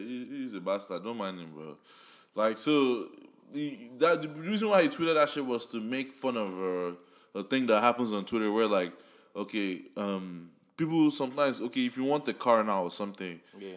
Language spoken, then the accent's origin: English; Nigeria; accent: Nigerian; moved away